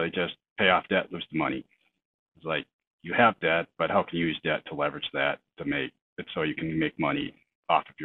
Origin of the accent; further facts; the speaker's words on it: Minnesota, United States; I'm from Minnesota